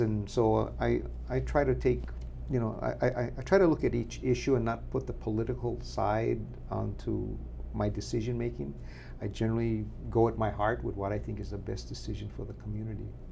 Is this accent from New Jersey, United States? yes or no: no; Makawao, Hawaii, United States; I was uh, born and raised in Makawao.